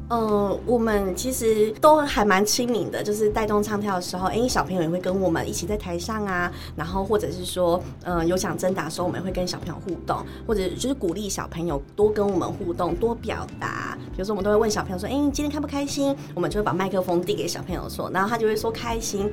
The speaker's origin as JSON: {"language": "Chinese", "town": "Chiayi", "region": "Chiayi City", "country": "Taiwan", "tie": "born or raised there", "said": "我虽然是嘉义人，但是其实我常常北中南跑"}